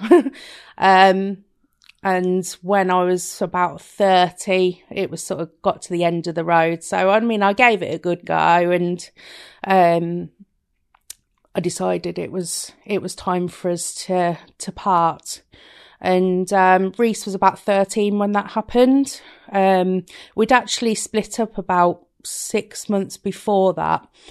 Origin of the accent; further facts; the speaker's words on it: Rugby, West Midlands, United Kingdom; I'm from Rugby Warwickshire